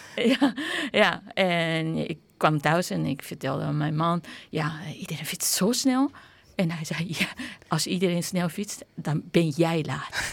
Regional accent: Japan; also born or lived in Rotterdam, Netherlands; now in Netherlands; op het papier ben ik eh, nog steeds Japans.

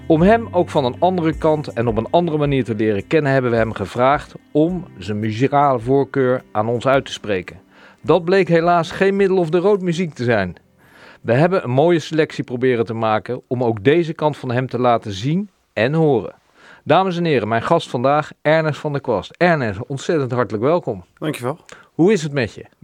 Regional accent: Rotterdam, South Holland, Netherlands; moved away as an adult; also born or lived in Mumbai, India / Italy; Dus wel eh, hier, eh, niet geboren, wel, wel opgegroeid.

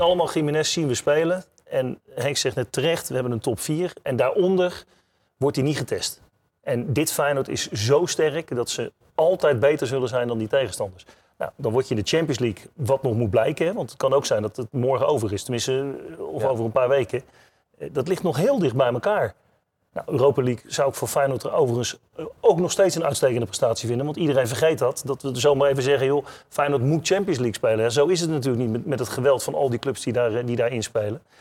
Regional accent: Netherlands; als Nederlanders

